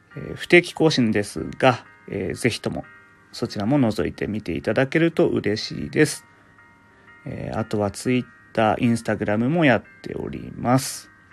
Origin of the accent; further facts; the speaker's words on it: Fukushima, Japan; 僕の出身が福島県なので